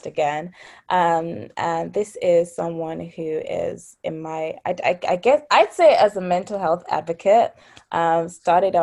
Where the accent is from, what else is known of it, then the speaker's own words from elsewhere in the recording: Nigeria; being Nigerian